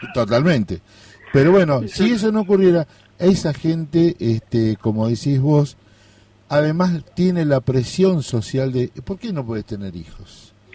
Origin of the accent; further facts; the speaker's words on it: Corrientes, Argentina; yo soy de Corrientes